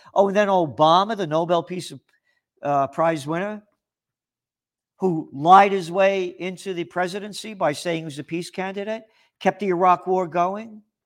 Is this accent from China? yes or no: no; United States; I'm an American, a true American